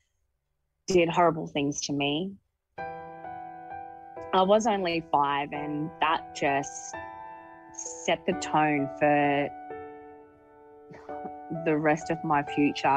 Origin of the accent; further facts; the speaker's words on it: Brisbane, Queensland, Australia; I grew up in Brisbane.